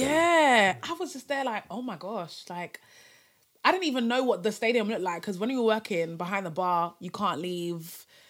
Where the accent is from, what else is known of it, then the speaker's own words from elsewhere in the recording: Cameroon; I'm from Cameroon, um, Francophone, African country